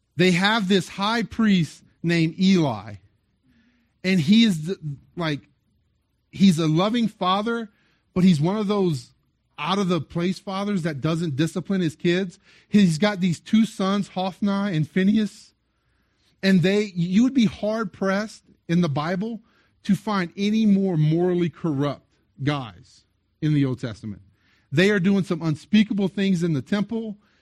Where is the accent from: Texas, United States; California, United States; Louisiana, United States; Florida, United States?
Louisiana, United States; South; now in Las Cruces, United States; I'm originally from South Louisiana.